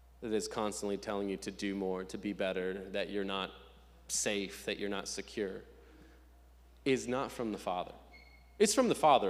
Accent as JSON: {"language": "English", "region": "Nebraska", "country": "United States", "moved": "yes", "said": "I'm from Nebraska, and every summer I vacation for about 2 weeks in Lincoln, Nebraska"}